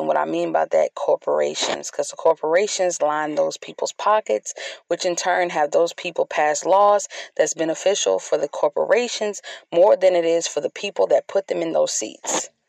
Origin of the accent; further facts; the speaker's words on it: United States; I love being an American